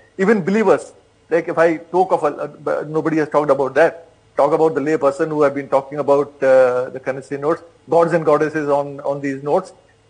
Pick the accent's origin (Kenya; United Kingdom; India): India; I speak as an Indian, as a citizen of this country